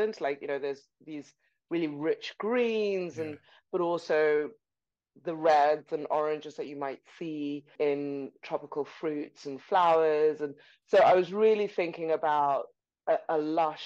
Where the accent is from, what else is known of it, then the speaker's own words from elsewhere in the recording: Zimbabwe; also born or lived in Buckinghamshire, United Kingdom; now in United Kingdom; I'm from Zimbabwe